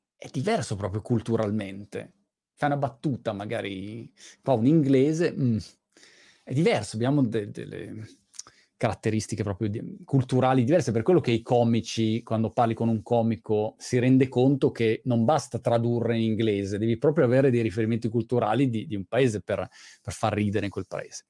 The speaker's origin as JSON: {"language": "Italian", "country": "Italy", "also_born_or_lived": "England", "moved": "as an adult", "lives_now": "United Kingdom"}